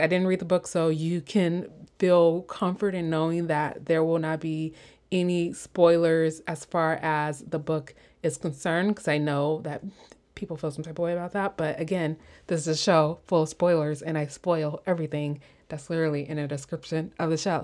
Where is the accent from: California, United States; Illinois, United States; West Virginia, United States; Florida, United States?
Illinois, United States; Chicago; I'm from Chicago